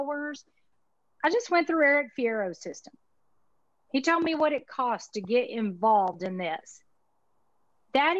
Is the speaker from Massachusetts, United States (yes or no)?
no; Texas, United States; accent: Texas; My Texas accent